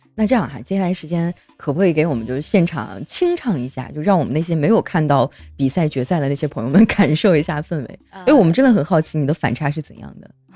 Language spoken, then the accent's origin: Chinese; northern China, China; 南方可能跟我们北方的差异啊